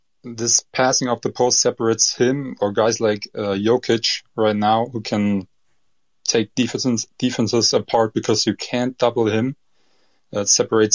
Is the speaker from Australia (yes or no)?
no; Germany; accent: German; English is a second language; my accent from Germany